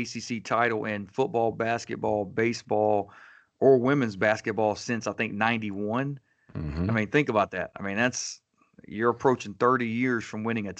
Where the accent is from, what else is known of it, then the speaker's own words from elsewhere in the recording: Fayetteville, North Carolina, United States; now in Raleigh, United States; me, I grew up right outside of Fayetteville, which is about an hour away. But I came to NC State for college, and I just stayed around, and so I stayed in Raleigh.